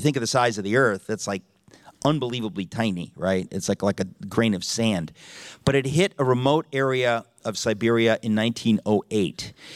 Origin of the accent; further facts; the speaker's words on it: Connecticut, United States; now in New York City, United States; I grew up in Connecticut